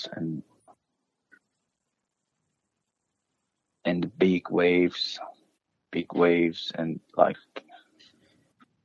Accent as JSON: {"language": "English", "town": "Ahvaz", "region": "Khuzestan", "country": "Iran", "also_born_or_lived": "Malaysia / Indonesia", "second_language": "English", "moved": "as an adult", "lives_now": "Australia", "said": "From Iran, but we are Arabic people that lives in Ahwaz. It's a southwest of Iran"}